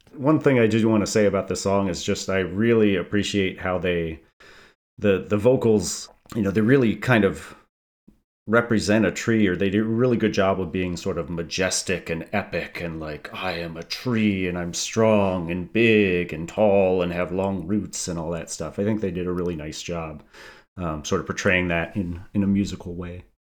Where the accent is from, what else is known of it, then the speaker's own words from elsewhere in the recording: East Lansing, Michigan, United States; moved away as an adult; also born or lived in Kalamazoo, Michigan; now in Athens, Georgia, United States; Born and raised in East Lansing